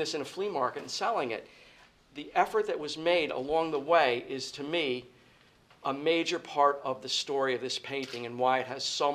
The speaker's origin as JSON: {"language": "English", "town": "Middletown", "region": "New York", "country": "United States", "tie": "born or raised there", "moved": "yes", "lives_now": "Poconos, United States", "said": "my hometown of Middletown, New York"}